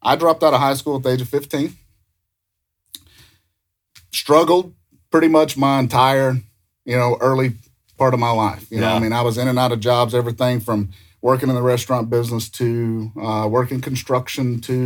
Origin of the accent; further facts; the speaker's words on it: Louisiana, United States; So I grew up in Louisiana, grew up to poor middle class